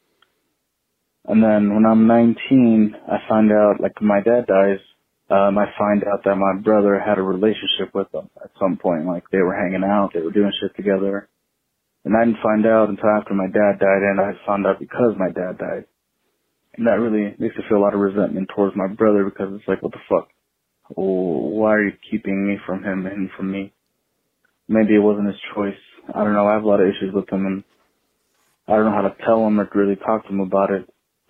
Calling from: Texas, United States; I'm calling from Texas

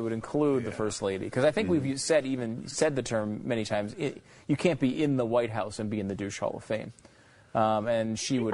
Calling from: Pennsylvania, United States; I'm calling from Pennsylvania.

